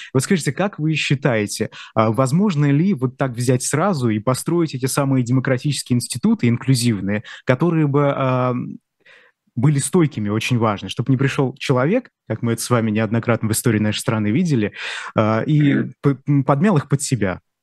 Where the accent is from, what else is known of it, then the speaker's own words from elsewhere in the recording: Bashkortostan, Russia; Я из Башкирии